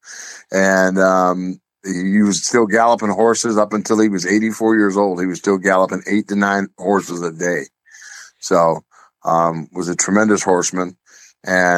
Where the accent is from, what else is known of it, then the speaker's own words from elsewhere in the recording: Rome, Ohio, United States; We grew up in Rome, Ohio, Ashtabula County